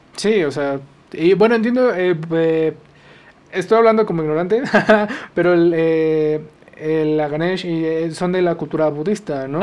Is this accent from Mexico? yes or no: yes; Mexico; nosotros como mexicanos